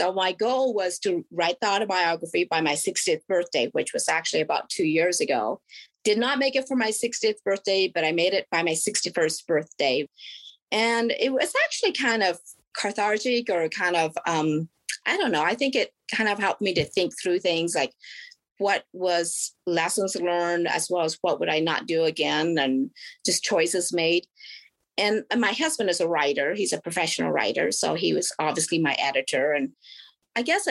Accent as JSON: {"language": "English", "region": "Oregon", "country": "United States", "tie": "born or raised there", "also_born_or_lived": "South Korea", "said": "I was born in South Korea, and I was adopted when I was 4 years old and then raised in Oregon"}